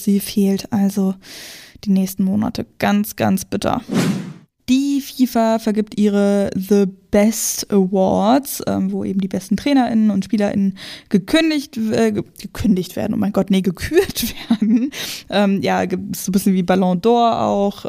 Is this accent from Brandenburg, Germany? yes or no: yes; Brandenburg, Germany; Ich komme aus der Nähe von Berlin, so Randgebiet ist schon Brandenburg